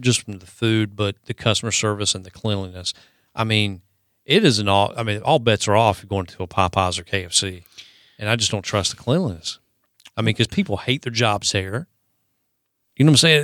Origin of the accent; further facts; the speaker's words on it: the South, United States; There's a special place in my heart as a Southerner for Waffle House